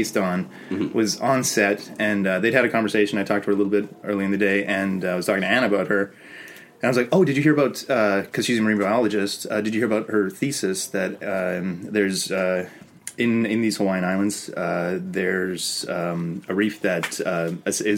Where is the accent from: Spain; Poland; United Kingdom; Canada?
Canada; Toronto, Ontario; I'm some dipshit from Toronto